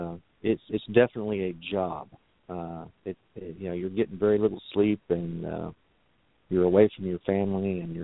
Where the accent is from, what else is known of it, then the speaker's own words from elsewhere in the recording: Texas, United States; why can't I just work my career here in my home state and be close to family and friends